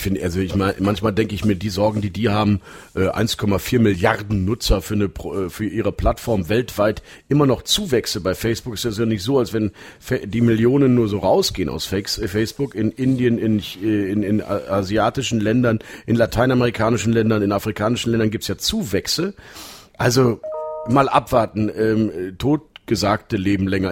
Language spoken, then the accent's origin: German; Münster, North Rhine-Westphalia, Germany; uns beide als gebürtige Münsteraner